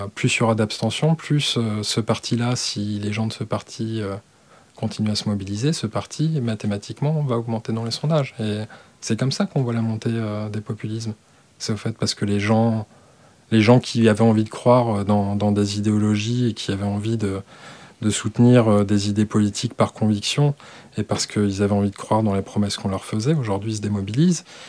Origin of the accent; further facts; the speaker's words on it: Alsace, Grand Est, France; je suis alsacien